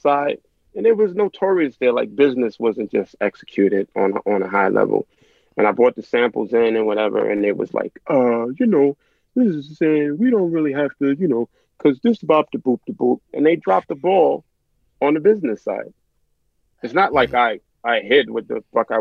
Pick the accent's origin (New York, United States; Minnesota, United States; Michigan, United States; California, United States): New York, United States; New York City; I'm from South Jamaica, Queens